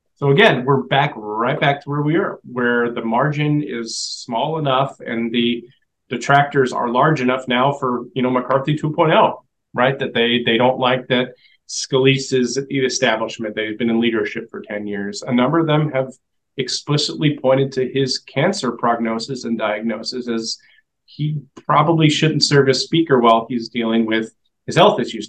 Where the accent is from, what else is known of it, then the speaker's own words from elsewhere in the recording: Washington, United States; I'm from Washington State